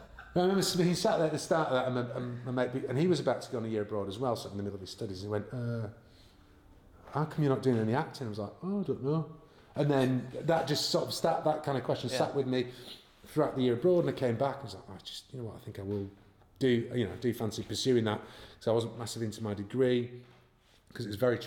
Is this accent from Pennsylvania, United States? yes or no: no; Los Angeles, California, United States; I went, no, I'm from LA.